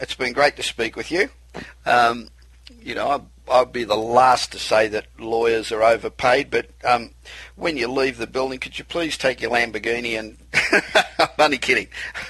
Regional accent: Los Angeles, California, United States; Coming to you this week, as we do each and every week from my hometown of Los Angeles, the City of Angels.

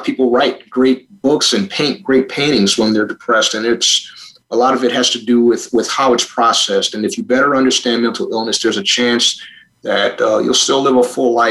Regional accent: Buffalo, New York, United States; I was just an ordinary kid growing up in Buffalo, New York

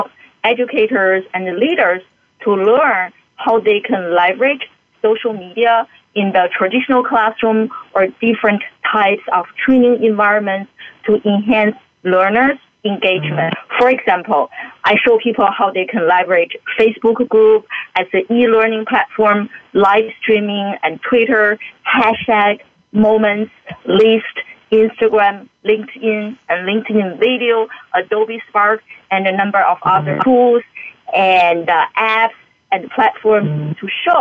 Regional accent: China; moved away; I grew up in China and I received a very traditional education training

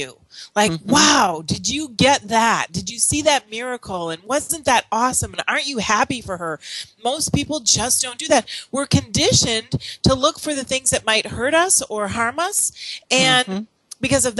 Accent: Midwest, United States; I grew up in the Midwest.

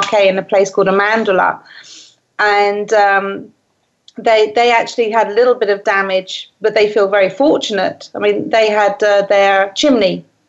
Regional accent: Falmouth, South West England, United Kingdom; moved away as an adult; also born or lived in Lincolnshire; now in Italy; I'm from Cornwall, which is down in the southwest, in a little town called Falmouth.

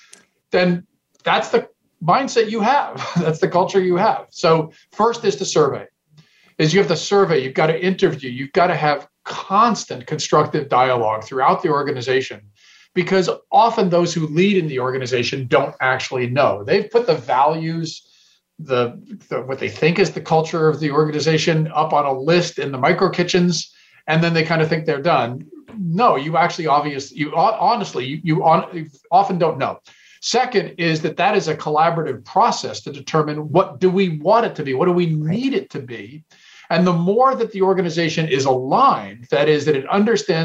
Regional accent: Silicon Valley, California, United States; I'm from Silicon Valley

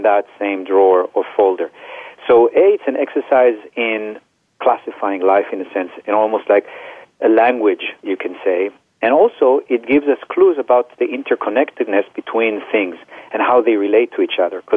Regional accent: Israel; now in United States; I grew up in Israel

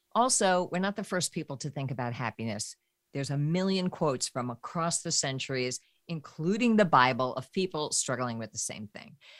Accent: New York, United States; I grew up in New York

